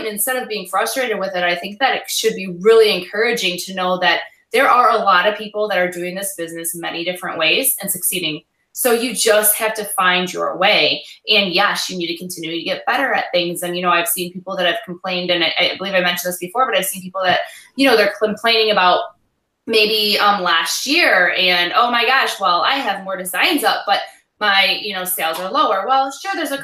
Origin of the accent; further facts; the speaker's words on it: Michigan, United States; we're from Michigan